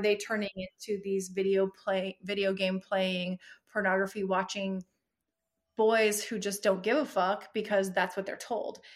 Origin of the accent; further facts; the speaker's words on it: United States; being American in this culture